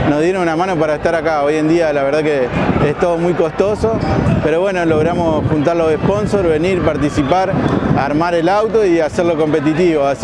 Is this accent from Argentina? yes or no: yes; San Jorge, Santa Fe, Argentina; Nosotros somos de Santa Fe, de San Jorge, y bueno, representamos a toda la zona, orgulloso de haber ganado.